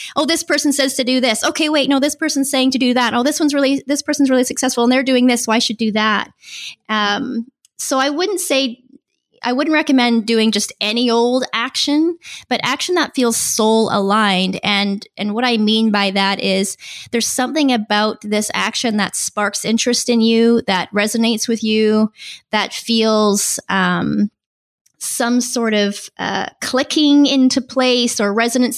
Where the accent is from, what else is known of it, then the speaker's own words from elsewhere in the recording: Vancouver Island, British Columbia, Canada; moved away as an adult; now in San Diego, United States; This is where I feel completely at home, uh, even though I'm originally from Vancouver Island in Canada